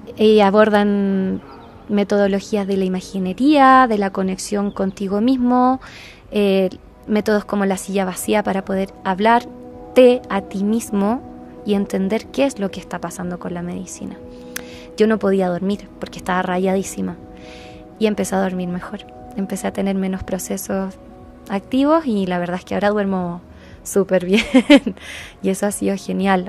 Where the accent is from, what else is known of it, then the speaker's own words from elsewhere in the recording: Chile; moved away; also born or lived in Guatemala; yo te soy de Chile